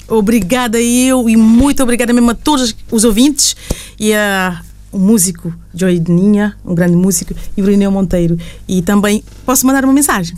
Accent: Castelão, Santiago Island, Cape Verde; now in Luxembourg; na Ilha Santiago, onde nasci

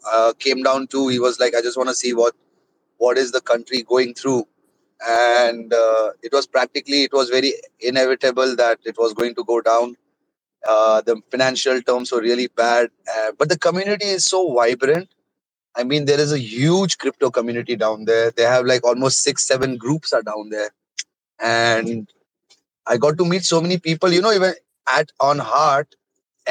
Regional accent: India; I am from India.

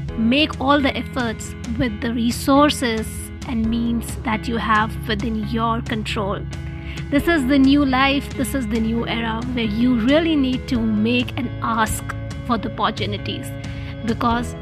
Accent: India; I'm from India as well

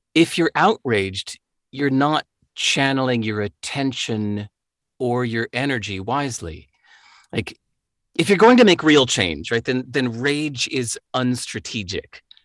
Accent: Chicago, Illinois, United States; moved away; I grew up in Chicago, the home of the blues.

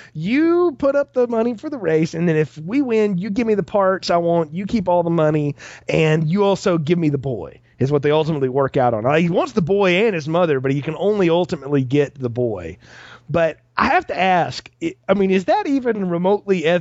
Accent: the South, not far from Talladega, Alabama, United States; I grew up not far from Talladega

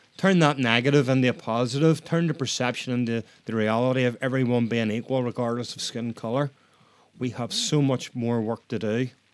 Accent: Northern Ireland, United Kingdom; I'm Northern Irish

